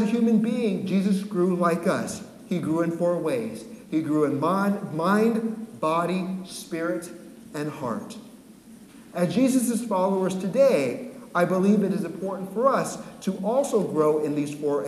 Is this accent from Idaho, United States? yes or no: no; San Francisco, California, United States; moved away as an adult; also born or lived in Santa Cruz Mountains, California; now in Massachusetts, United States; Born and raised in San Francisco